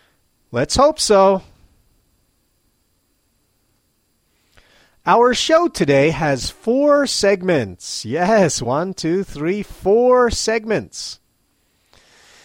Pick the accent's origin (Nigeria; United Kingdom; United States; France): United States; now in Matsumoto, Japan; as an American